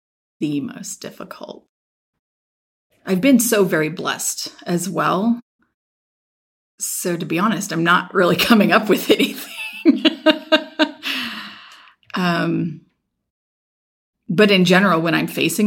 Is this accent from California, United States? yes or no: yes; Sacramento, California, United States; also born or lived in Rocklin, California; I grew up right here in the Sacramento area